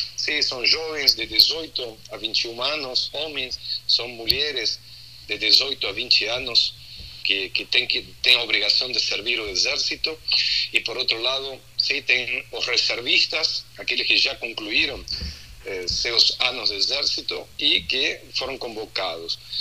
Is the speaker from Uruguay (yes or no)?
no; Argentina; accent: Argentine; now in Porto Alegre, Brazil; Faz 27 anos que moro em Porto Alegre, ah. nasci na Argentina, então tem um sotaque